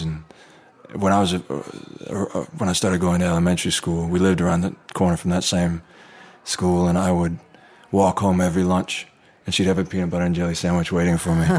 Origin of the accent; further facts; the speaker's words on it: Anaheim, California, United States; I was born in Anaheim, right near Disneyland.